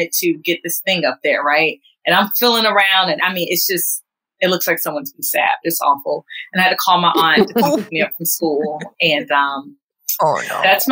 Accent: the South, United States; I'm from the South

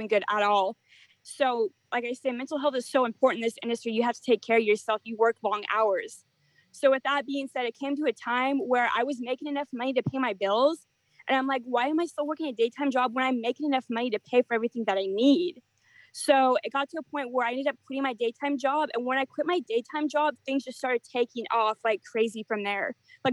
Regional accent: Portland, Oregon, United States; now in Nashville, United States; I live in Nashville, Tennessee. I'm originally from Portland, Oregon

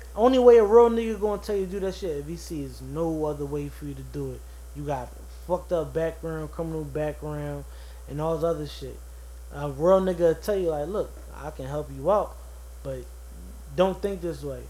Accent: Philadelphia, Pennsylvania, United States; I grew up on 17 with Dover

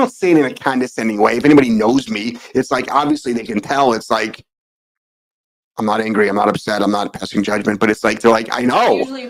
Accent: New England, United States; we grew up in New England, which we were for a long, long time, obviously.

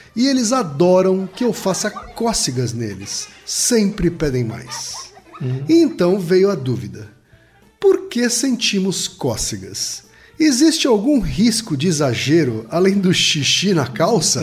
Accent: near Maringá, northern Paraná, Brazil; Lá perto da minha terra

